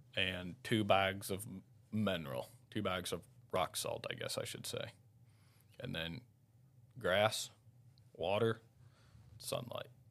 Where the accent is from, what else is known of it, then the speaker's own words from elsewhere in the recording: Owensville, Missouri, United States; also born or lived in St. Louis County, Missouri / Jackson Hole; I'm from Owensville, Missouri.